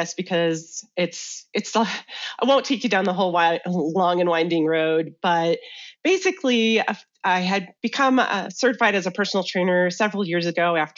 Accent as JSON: {"language": "English", "region": "Michigan", "country": "United States", "tie": "born or raised there", "also_born_or_lived": "Chicago / Washington, District of Columbia, United States / North Carolina", "moved": "as an adult", "lives_now": "Salida, United States", "said": "I grew up in the Midwest, though, in Michigan, and made my way out to Colorado in 2000."}